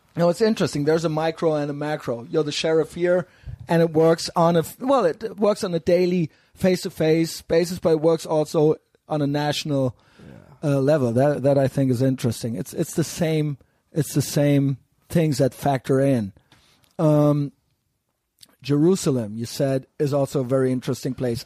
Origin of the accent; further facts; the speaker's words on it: Cologne, North Rhine-Westphalia, Germany; I'm from Cologne